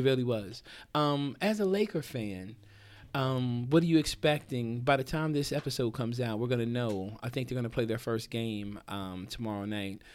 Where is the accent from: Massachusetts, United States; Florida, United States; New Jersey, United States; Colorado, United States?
New Jersey, United States; moved away as an adult; also born or lived in Hampton, Virginia; I grew up in Jersey